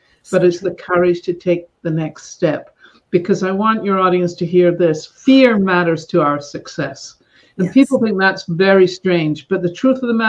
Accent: Scotland, United Kingdom; now in Northern California, United States; I grew up in Scotland.

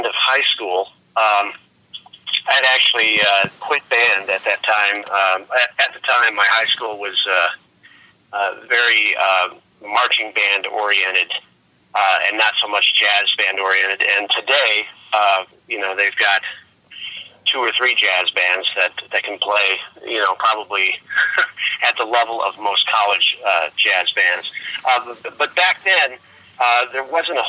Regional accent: Gurnee, Illinois, United States; now in New York City, United States; I was born and raised in the Chicago area, a small town, which isn't so small anymore. It's called Gurnee, Illinois

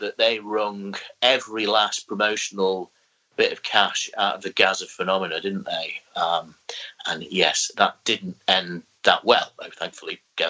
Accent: North East England, United Kingdom; But, you know, it basically being a Geordie boy

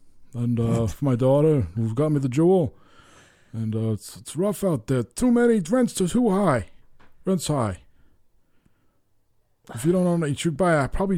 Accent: Vermont, United States; And I only smoke it when I'm in my home state of Vermont.

